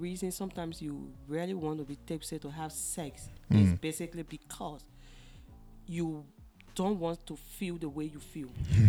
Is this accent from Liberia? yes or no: yes; Liberia; now in China; I'm from Liberia. I'm in China presently, so I'm doing my master's environmental science and engineering